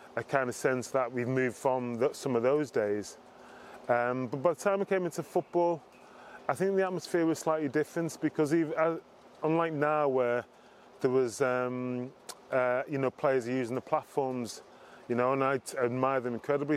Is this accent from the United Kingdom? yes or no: yes; Liverpool, North West England, United Kingdom; I grew up in Liverpool